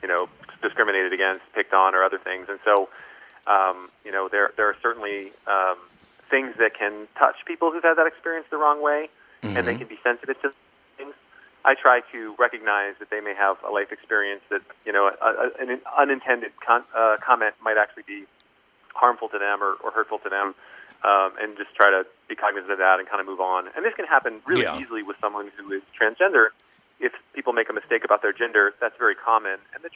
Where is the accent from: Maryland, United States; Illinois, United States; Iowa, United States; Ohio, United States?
Maryland, United States; Columbia; moved away; also born or lived in Pennsylvania / Central Virginia / Boston; grew up in Columbia, Maryland